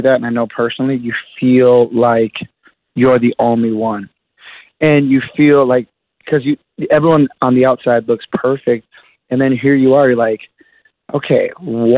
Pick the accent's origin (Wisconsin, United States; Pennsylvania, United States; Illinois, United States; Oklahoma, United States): Wisconsin, United States; Milwaukee; I grew up in Milwaukee, Wisconsin